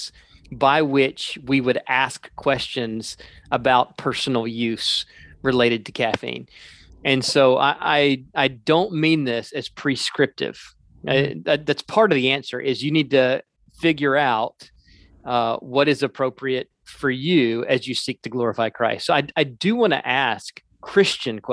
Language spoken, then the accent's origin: English; South Carolina, United States; moved away as an adult; also born or lived in the South; now in Minneapolis, United States; I'm originally from South Carolina. I came to Minneapolis in 2003